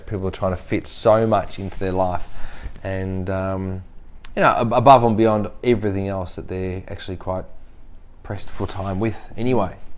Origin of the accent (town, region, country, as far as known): Australia